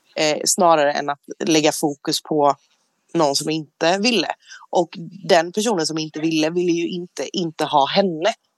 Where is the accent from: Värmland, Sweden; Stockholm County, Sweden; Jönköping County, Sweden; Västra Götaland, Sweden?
Jönköping County, Sweden; Jönköping; moved away; jag är hemma i Jönköping